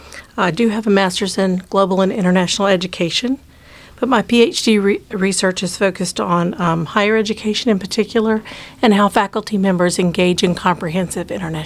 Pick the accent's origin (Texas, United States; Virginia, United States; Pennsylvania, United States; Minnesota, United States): Virginia, United States; Blacksburg; I'm from Blacksburg, Virginia.